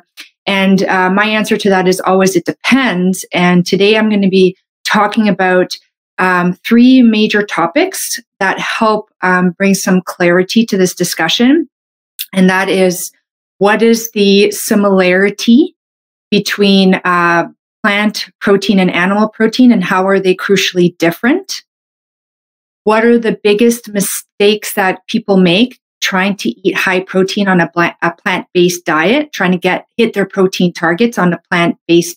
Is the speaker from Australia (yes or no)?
no; Canada; I'm a Canadian medical doctor